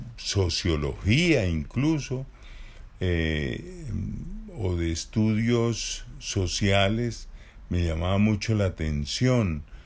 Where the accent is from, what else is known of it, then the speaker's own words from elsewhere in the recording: Barichara, Santander, Colombia; Yo nací en Barichara, en una vereda, es decir, nací en el campo, mis padres eran campesinos